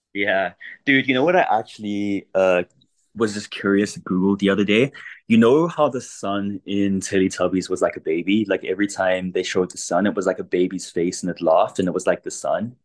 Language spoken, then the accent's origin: English; South Africa; I grew up in South Africa